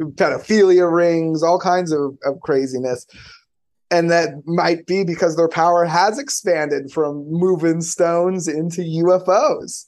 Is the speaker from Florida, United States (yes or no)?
yes; Florida, United States; I'm from Florida